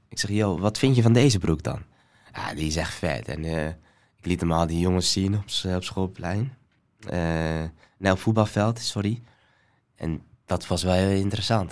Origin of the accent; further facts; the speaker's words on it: Somalia; now in Netherlands; ik ben geboren in Somalië